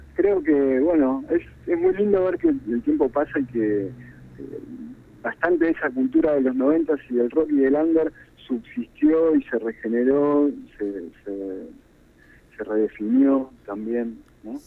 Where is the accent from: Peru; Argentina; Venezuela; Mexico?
Argentina; cuando empiezo a analizar como argentino